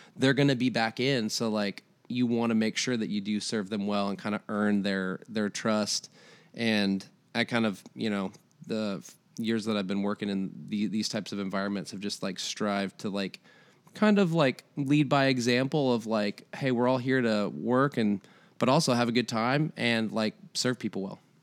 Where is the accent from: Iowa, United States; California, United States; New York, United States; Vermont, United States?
Iowa, United States; moved away as an adult; now in Tennessee, United States; I'm originally from Iowa, moved here about, uh, nine years ago